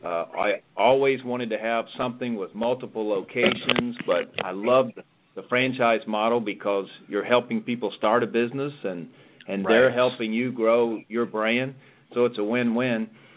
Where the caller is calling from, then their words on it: Palm Harbor, Florida, United States; I am in beautiful Palm Harbor, Florida, where our corporate headquarters is.